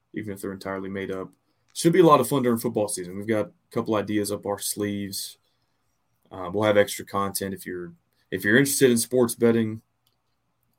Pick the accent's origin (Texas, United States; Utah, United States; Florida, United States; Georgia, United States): Texas, United States; Austin; growing up in Austin, yeah, I was in a 5A district back when 5A was the biggest division